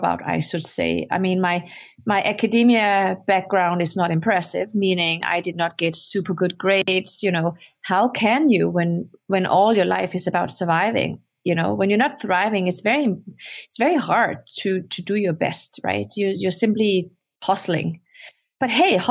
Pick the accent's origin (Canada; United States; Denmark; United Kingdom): Denmark; moved away; also born or lived in Morocco; I grew up in Denmark. I was born in Morocco, but I grew up in Denmark.